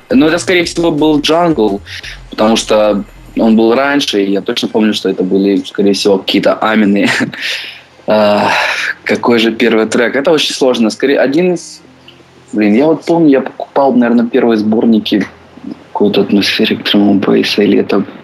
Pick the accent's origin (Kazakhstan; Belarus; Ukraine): Ukraine; Dnipro, Dnipropetrovsk Oblast; born there; now in Kyiv, Ukraine; Родился я в Днепропетровске, в Украине. А, сейчас я проживаю в Киеве.